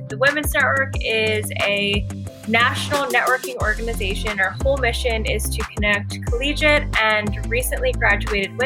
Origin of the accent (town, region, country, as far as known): Washington, District of Columbia, United States; born or raised there